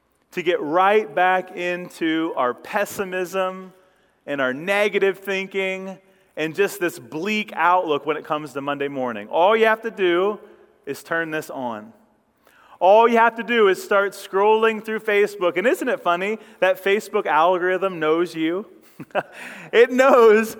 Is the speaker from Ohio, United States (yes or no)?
yes; Ashland County, Ohio, United States; I come from farm country here in Ohio. I grew up over in Ashland County or up in Ashland County